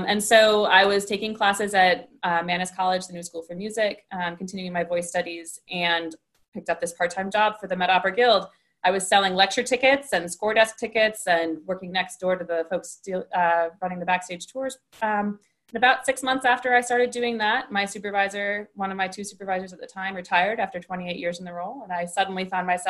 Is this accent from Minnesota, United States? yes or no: yes; Northfield, Minnesota, United States; moved away; also born or lived in Williamstown, Massachusetts; I grew up in Northfield, Minnesota, about a stone's throw from the St. Olaf College campus